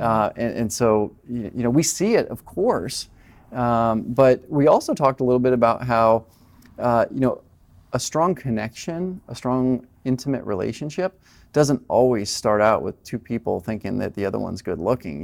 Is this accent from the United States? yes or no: yes; Colorado, United States; moved away as an adult; also born or lived in Southern California; I moved from Colorado, where I was raised, to Southern California